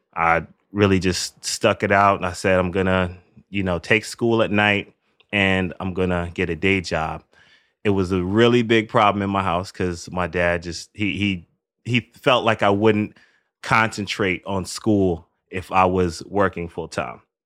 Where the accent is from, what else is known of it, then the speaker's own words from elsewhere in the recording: New York City, New York, United States; I grew up in the Northeast Bronx, which is a pretty Caribbean neighborhood.